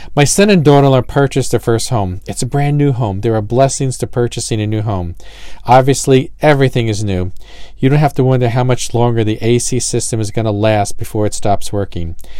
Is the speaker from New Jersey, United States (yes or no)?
yes; New Jersey, United States; I'm from Jersey